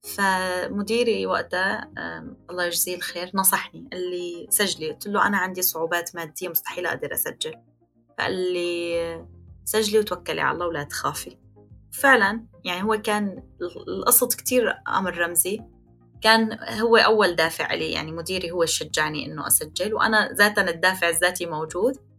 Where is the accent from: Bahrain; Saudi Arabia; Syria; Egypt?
Syria; Aleppo, Aleppo Governorate; moved away as an adult; now in Turkey; مدينتي حلب